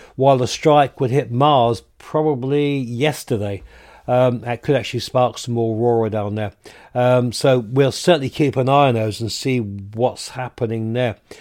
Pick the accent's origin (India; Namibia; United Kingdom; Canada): United Kingdom; the South of England; now in Yorkshire, United Kingdom; I'm a Southerner living up here in the North of England